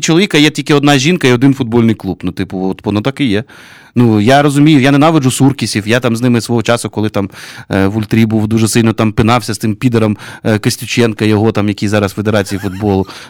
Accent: Kyiv, Ukraine; Ukrainian is a second language; я киянин.

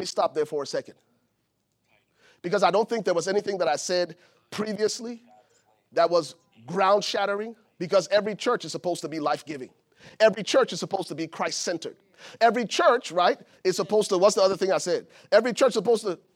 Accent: Liberia; moved away; I'm from Liberia, West Africa.

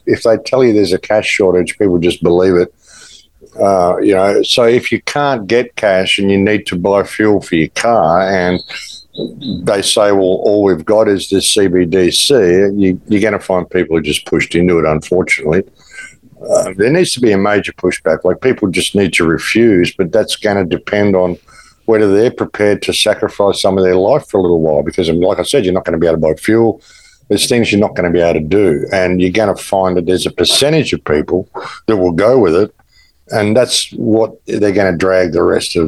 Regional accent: Australia; moved away as an adult; now in Mexico; I'm from Australia. I haven't been there since October 2021

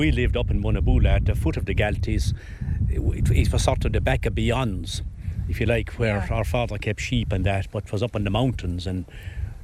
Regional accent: the Glen, Munster, Ireland; Growing up in the Glen

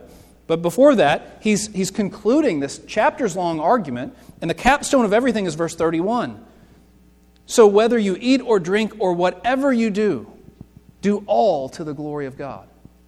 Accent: Lexington, Kentucky, United States; I'm from Lexington. Before I moved here, we lived in Lexington.

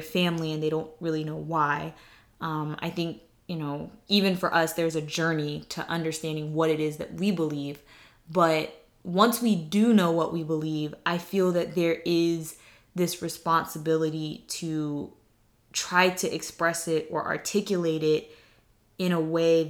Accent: the South, United States; moved away; I'm from the South

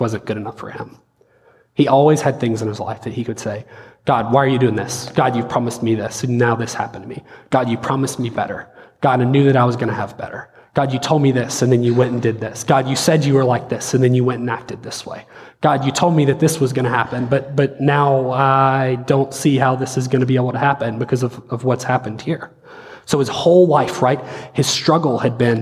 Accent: the South, United States; we're from the South, been around church

